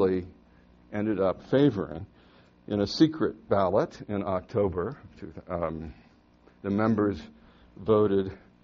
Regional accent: Hamilton, Ohio, United States; my hometown, Hamilton, Ohio

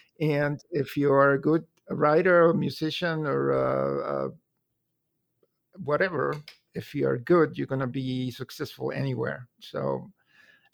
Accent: Mexico City, Mexico; moved away as an adult; now in Columbus, United States; I was born in Mexico City and I lived there for 33 years.

